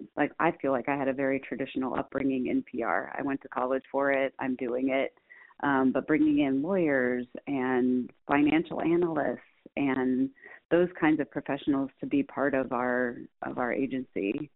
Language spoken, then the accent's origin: English; Midwest, United States; We are growing an agency that is, roots are in the Midwest, and I'm a Midwesterner